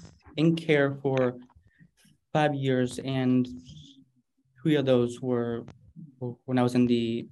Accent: Phoenix, Arizona, United States; also born or lived in Ukraine; I'm from Phoenix, Arizona. And I was born actually in the Ukraine, actually. I was an orphan over there. That's how I got wrapped up into our foster care system here.

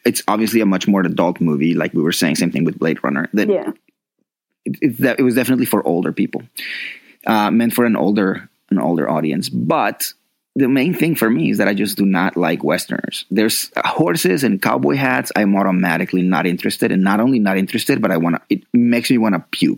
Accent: Colombia; moved away; there were kids in my neighborhood when I was growing up in Colombia

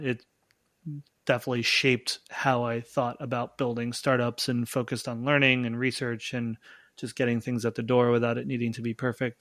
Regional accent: Long Island, New York, United States; I grew up on Long Island

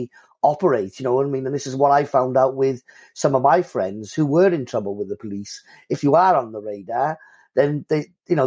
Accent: Cardiff, Wales, United Kingdom; I lived on a council estate, you know what I mean, in the community of Cardiff

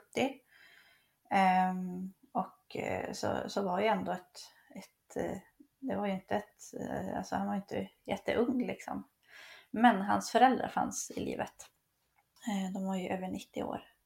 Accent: Piteå, Norrbotten County, Sweden; jag kommer från, från Pite, ehm, så på den tiden så var det där uppe i Piteå

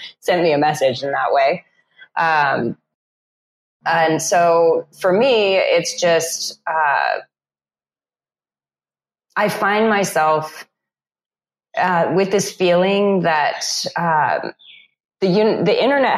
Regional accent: California, United States; moved away as an adult; now in Tulum, Mexico; growing up in California

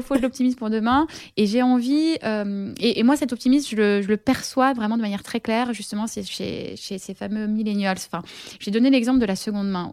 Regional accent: Paris, Île-de-France, France; je suis parisienne

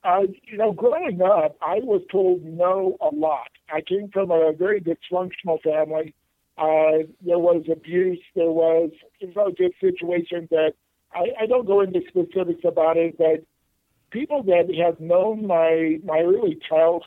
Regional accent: Palm Springs, California, United States; I grew up in Palm Springs

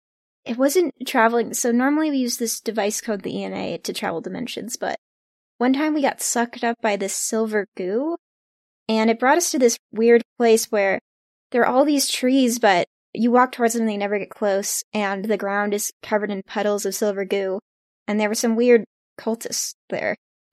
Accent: California, United States; I'm from California.

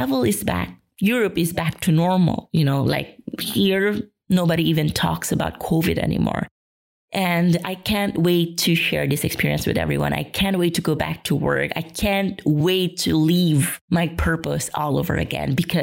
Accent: Philippines; moved away; I will be coming home to the Philippines.

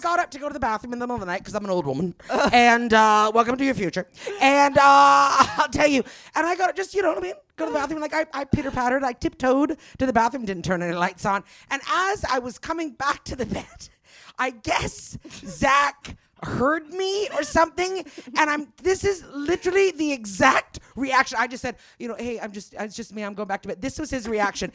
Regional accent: Canada; now in West Hollywood, United States; I'm Canadian.

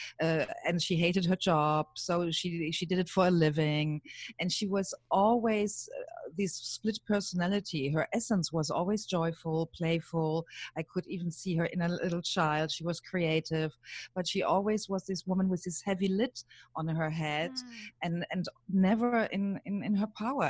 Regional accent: Germany; accent: German; English is a second language; moved away; You hear my accent. I'm German.

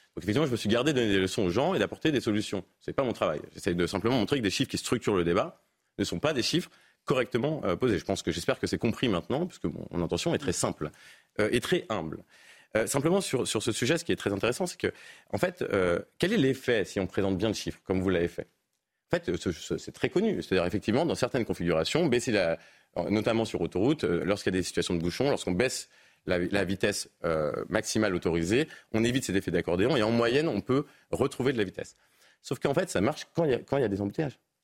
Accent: Paris, Île-de-France, France; Je suis parisien

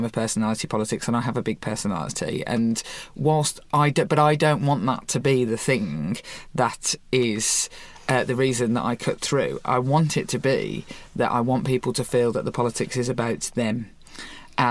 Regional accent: Birmingham, West Midlands, United Kingdom; I come from Birmingham, the city of Chamberlain

